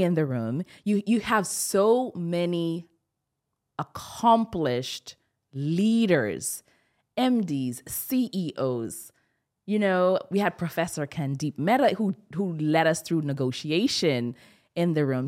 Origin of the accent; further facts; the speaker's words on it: Bahamas; I'm from the Bahamas